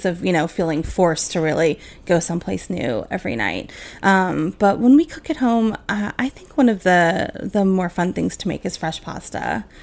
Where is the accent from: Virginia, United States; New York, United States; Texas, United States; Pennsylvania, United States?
Pennsylvania, United States; Philadelphia; moved away; I'm originally from Philadelphia, so I'm a water ice girl from way back